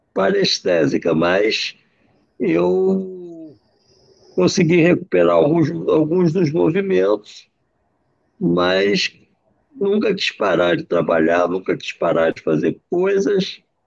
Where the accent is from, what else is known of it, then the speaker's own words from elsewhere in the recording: Rio de Janeiro, Brazil; Eu nasci na Tijuca, na rua Adolfo Mota